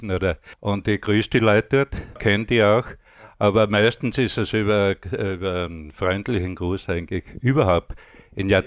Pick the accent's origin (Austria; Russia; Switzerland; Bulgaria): Austria; Styria; moved away; Ich bin 58, bin ich von Steiermark nach Vorarlberg gekommen und habe da immer Arbeit angenommen